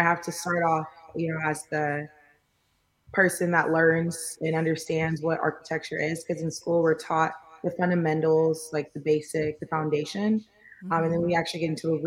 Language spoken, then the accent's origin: English; Houston, Texas, United States; also born or lived in Irving, Texas / Springfield, Missouri; moved to Houston when I was about 9 years old. So I've been repping Houston since then